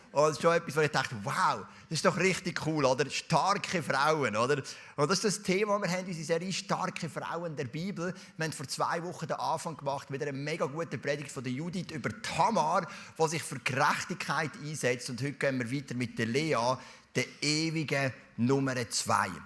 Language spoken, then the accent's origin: German; Zurich, Switzerland; in dieser Kille, wo ich aufgewachsen bin, sind wir oft am Sonntag nach dem Gottesdienst, sind so 15, 20 junge Leute, wir hatten eine grosse Jugendgruppe, gehabt, sind wir zusammen essen und nachher sind wir shooten. In Knonau, Säule am Kanton Zürich